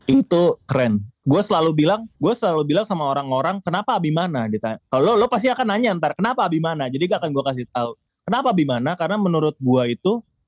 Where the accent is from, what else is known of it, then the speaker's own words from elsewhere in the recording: Jakarta, Indonesia; Lahir dan besar di Jakarta gua